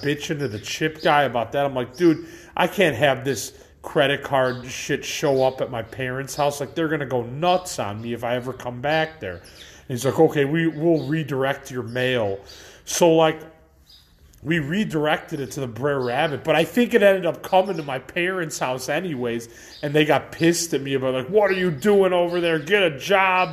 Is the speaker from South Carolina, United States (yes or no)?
no; Elmhurst, Illinois, United States; I'm a guy from Elmhurst